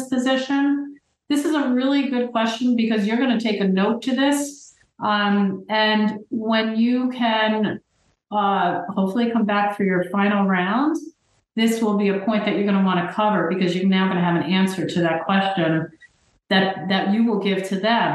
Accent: New Jersey, United States; I'm from New Jersey

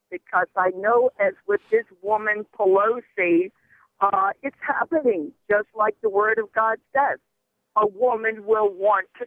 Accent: Guatemala; born there; moved away; I am Spanish. I was born in Guatemala, Central America, 74 years ago.

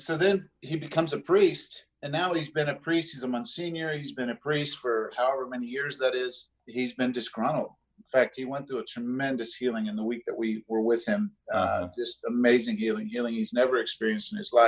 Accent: South Florida, United States; moved away; I grew up in South Florida

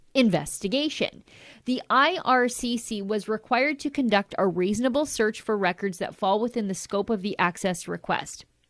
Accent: Canada; I'm a Canadian

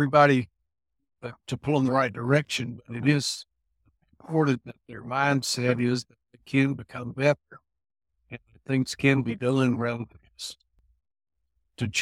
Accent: Alabama, United States; also born or lived in Starkville, Mississippi; came back to my home state of Alabama

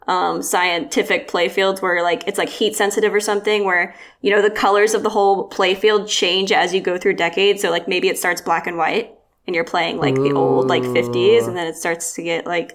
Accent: Outer Banks, North Carolina, United States; moved away; also born or lived in Portland, Maine; I grew up on the Outer Banks of North Carolina

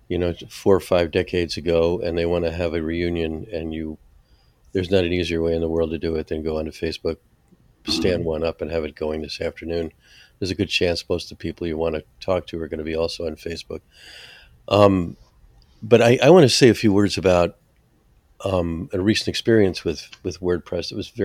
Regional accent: New Jersey, United States; I'm from New Jersey

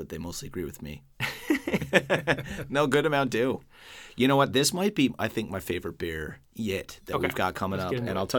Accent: Newfoundland and Labrador, Canada; I'm an Irish Newfoundlander

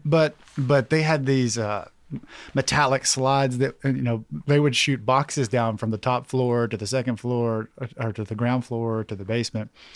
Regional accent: Knoxville, Tennessee, United States; I'm from South Knoxville

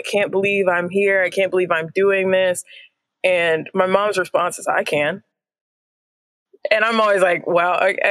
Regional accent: Indiana, United States; growing up in Indiana

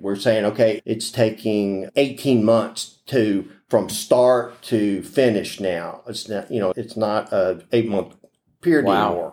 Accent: Houston, Texas, United States; also born or lived in Pecos, Texas / Lubbock, Texas / Corpus Christi, Texas; I grew up in Houston. I was born in Pecos

